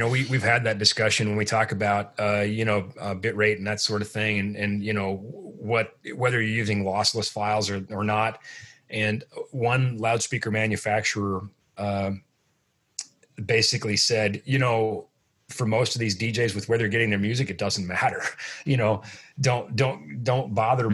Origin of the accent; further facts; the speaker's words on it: Midwest, United States; I'm from the Midwest.